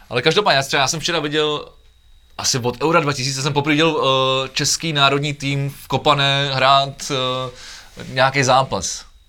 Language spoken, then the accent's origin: Czech; Czechia; jako Češi